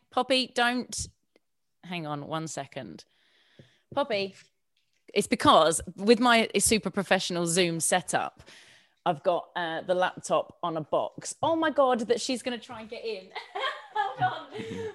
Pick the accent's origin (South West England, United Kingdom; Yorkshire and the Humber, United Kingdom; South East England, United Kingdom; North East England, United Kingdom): South East England, United Kingdom; Sussex; born or raised there; moved away as an adult; also born or lived in Hammersmith, London / Hounslow